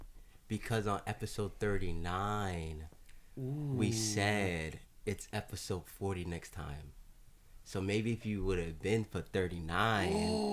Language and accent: English; Garfield, New Jersey, United States; I've been in Garfield since I was in fourth grade.